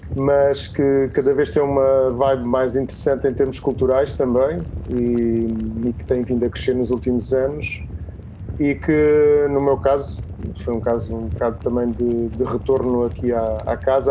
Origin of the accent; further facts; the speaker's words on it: Setúbal, Portugal; also born or lived in Lisbon; Estou aqui na minha terra, ah, na minha casa, na Setúbal é sempre a minha casa